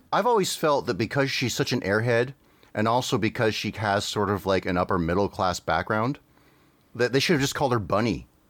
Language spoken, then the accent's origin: English; Canada; growing up in Canada, we didn't have the Disney Channel